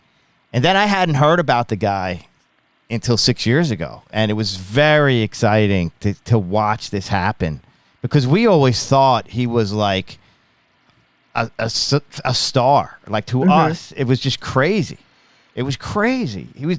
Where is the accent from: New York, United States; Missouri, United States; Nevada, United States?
New York, United States; Long Island; also born or lived in Ithaca, New York; I'm from Long Island, New York.